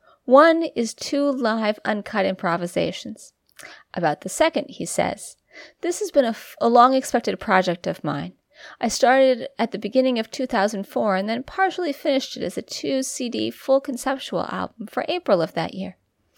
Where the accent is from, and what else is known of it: Albacete, Castilla-La Mancha, Spain; born there; English is a second language